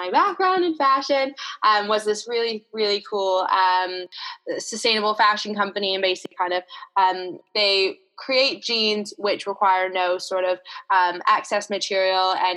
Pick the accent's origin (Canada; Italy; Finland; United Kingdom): Canada; In the town that I grew up in Canada, rugby was sort of the big sport